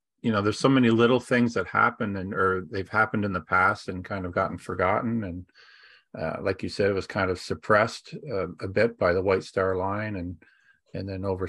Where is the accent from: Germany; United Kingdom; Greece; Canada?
Canada; Ontario; now in Miramichi, Canada; I'm an Ontarioarian too.